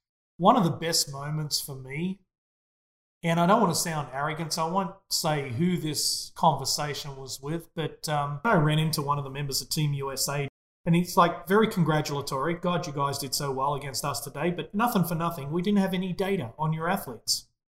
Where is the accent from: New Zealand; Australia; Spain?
Australia; as an Australian, incredibly proud of that moment.